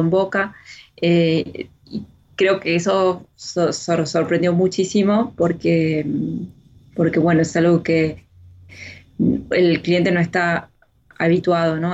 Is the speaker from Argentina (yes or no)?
yes; Argentina; moved away as an adult; now in France